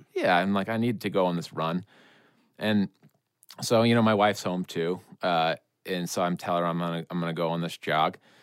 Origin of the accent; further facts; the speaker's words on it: Vermont, United States; I'm from Vermont.